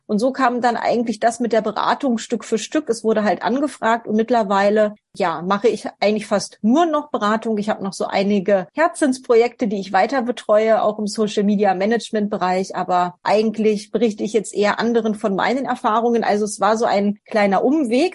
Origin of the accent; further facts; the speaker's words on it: Northern Germany, Germany; now in Vienna, Austria; ursprünglich komme ich aus Norddeutschland. Ich wohne jetzt in Wien